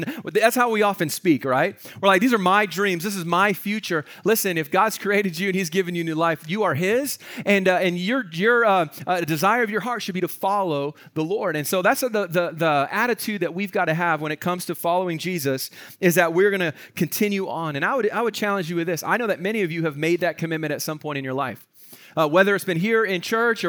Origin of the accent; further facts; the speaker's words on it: Vancouver, British Columbia, Canada; Like, I grew up here in Vancouver, so this is home for me. But there's certain neighborhoods where I grew up, as I drive through it